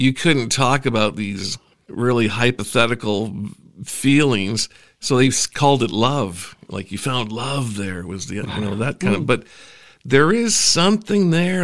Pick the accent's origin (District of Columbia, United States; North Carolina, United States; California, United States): California, United States; Huntington Beach; also born or lived in Toronto area, Canada; now in Canada; I grew up in Huntington Beach, California